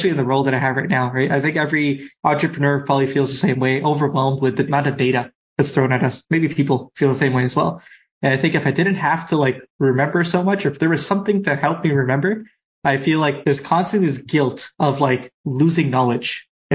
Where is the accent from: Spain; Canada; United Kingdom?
Canada; I'm Canadian